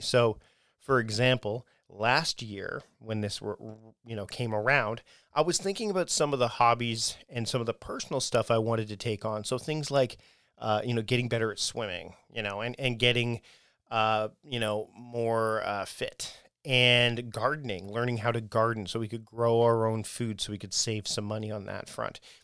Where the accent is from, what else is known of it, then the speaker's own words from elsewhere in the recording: Hamilton, Ontario, Canada; my hometown, my uh, where I was born, Hamilton, Ontario, Canada.